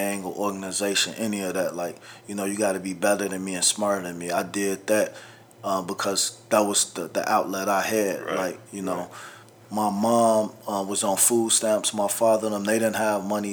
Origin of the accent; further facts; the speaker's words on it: Bellwood, Illinois, United States; also born or lived in Chicago, Illinois; I lived in Bellwood 10 years of my life. But I was born in Cook County Hospital. Raised on Ferdinand and Avers, then Chicago Avenue in Mayfield. When I was 5 and a half, we moved to Bellwood. When I was 14, they kicked me out